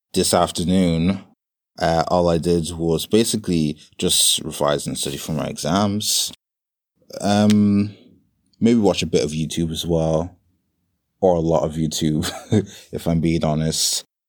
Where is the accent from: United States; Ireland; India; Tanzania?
Ireland; Dublin, Leinster; moved away as an adult; now in London, United Kingdom; born and raised in Ireland, believe it or not, in a small town called Dublin